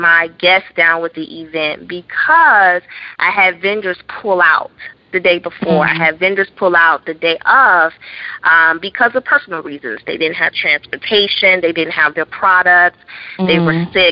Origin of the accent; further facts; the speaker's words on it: Chicago, Illinois, United States; moved away; back in my hometown, Chicago.